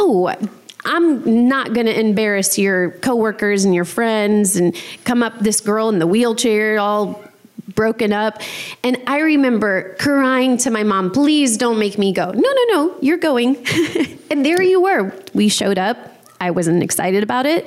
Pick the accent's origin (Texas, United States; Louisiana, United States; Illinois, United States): Louisiana, United States; New Orleans; growing up in New Orleans with a single mom